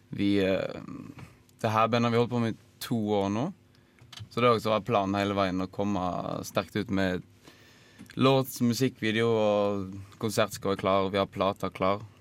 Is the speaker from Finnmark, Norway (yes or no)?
no; Odda, Vestland, Norway; hjemme i Odda